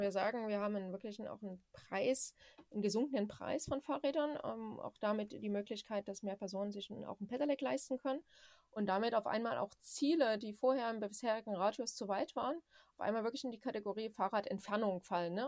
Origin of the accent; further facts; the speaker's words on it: Saxony, Germany; ich komme ja aus Sachsen